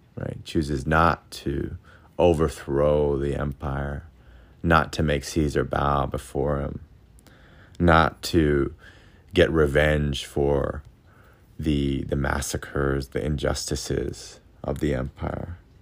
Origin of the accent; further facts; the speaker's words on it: United States; now in Okinawa, Japan; growing up in America